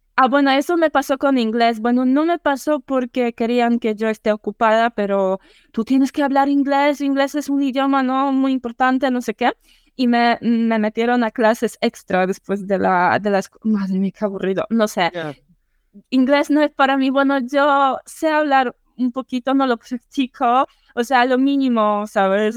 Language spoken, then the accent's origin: Spanish; eastern Poland, Poland; Spanish is a second language; Soy polaca del este de Polonia. Mm, para los que no sepan, este de Polonia, cerca de frontera con Bielorrusia.